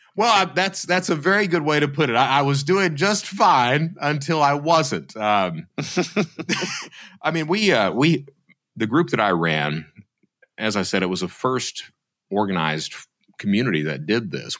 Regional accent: Eastern Kentucky, United States; I'm from Eastern Kentucky. My mother was a fraudster, and I grew up in that type of environment

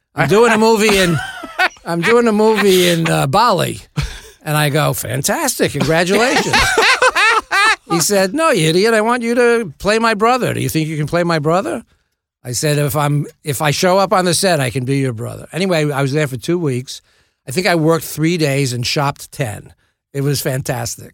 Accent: New York City, New York, United States; I grew up in the Bronx

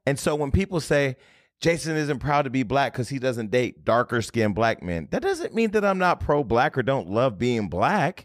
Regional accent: Stockton, California, United States; moved away; I got a lot of Stocktonians 'cause I'm from Stockton

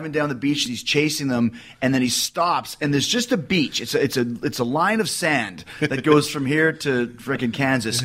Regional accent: Winnipeg, Manitoba, Canada; growing up in Winnipeg, I was watching Kids in the Hall every Sunday night

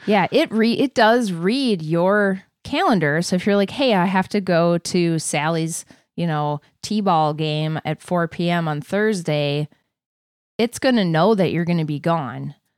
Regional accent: Wisconsin, United States; now in Minnesota, United States; I was born in Wisconsin

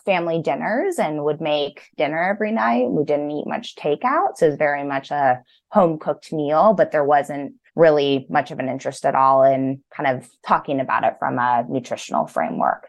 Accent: Pasadena, California, United States; also born or lived in Los Angeles, United States; I grew up in Pasadena, so on the east side

